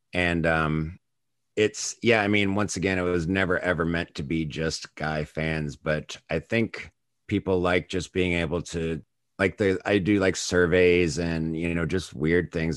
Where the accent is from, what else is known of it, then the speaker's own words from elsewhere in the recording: United States; I probably got into them as early as an American could through M T V